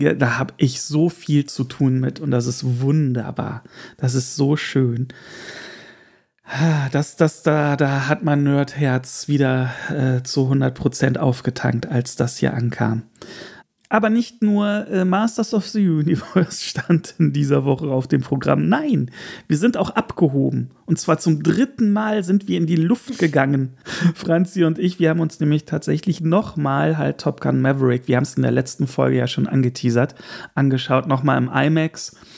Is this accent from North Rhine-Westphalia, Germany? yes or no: yes; Erkelenz, North Rhine-Westphalia, Germany; moved away; also born or lived in Hamburg; als kleines Kind auf der Erkelenzer Kirmes